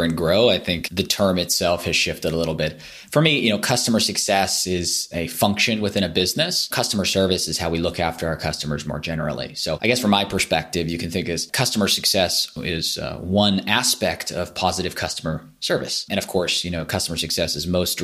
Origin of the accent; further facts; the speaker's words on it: California, United States; moved away as an adult; now in London, United Kingdom; I grew up in California. I now live in London